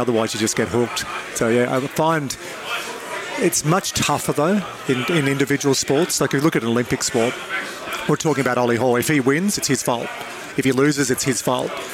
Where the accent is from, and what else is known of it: Dubbo, New South Wales, Australia; born or raised there